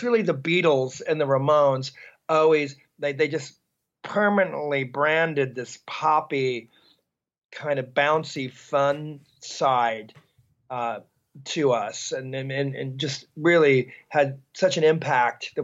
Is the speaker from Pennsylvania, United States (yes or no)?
no; Hawthorne, California, United States; we grew up in Hawthorne, California